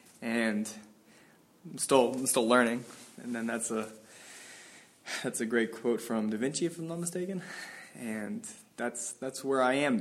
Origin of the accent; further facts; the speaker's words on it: Tallahassee, Florida, United States; moved away; I'm from Tallahassee, Florida.